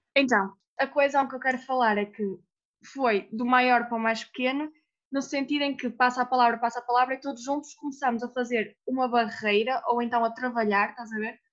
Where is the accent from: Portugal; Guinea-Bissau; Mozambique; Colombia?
Portugal; nós, como portugueses